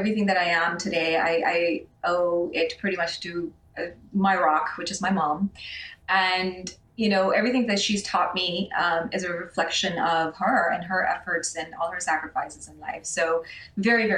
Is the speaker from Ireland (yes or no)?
no; Pakistan; moved away; when I was a kid growing up in Pakistan